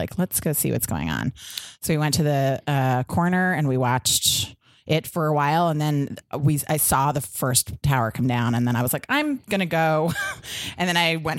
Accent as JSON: {"language": "English", "town": "New York City", "region": "New York", "country": "United States", "tie": "born or raised there", "moved": "yes", "said": "I grew up in Soho"}